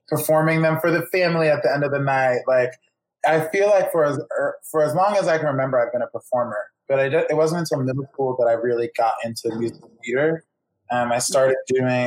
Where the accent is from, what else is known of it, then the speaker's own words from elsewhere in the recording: Philadelphia, Pennsylvania, United States; moved away as an adult; also born or lived in New York City; now in Los Angeles, United States; I was born in Philadelphia and went to college in New York City and kind of stayed there for a few years after college